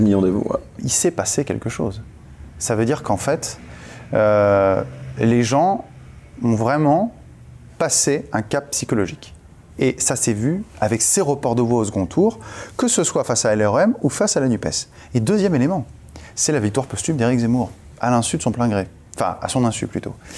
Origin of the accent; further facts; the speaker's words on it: France; on est français